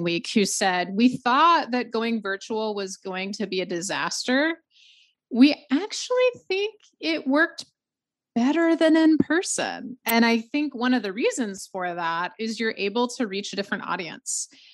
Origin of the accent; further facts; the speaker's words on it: the South, United States; also born or lived in Georgia; now in North Carolina, United States; Born and raised in the South, only lived in the South. Farthest north is North Carolina